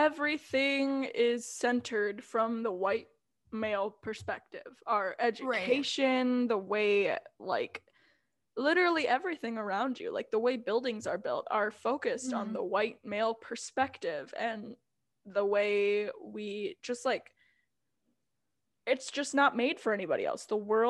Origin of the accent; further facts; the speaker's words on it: Minnesota, United States; I, like, used to be proud to be like, yeah, I'm Minnesotan.